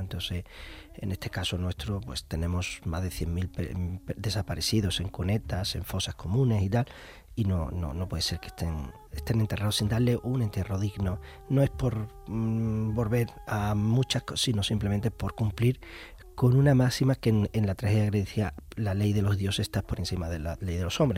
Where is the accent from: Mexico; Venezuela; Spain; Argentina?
Spain; Andalusia; yo como andaluz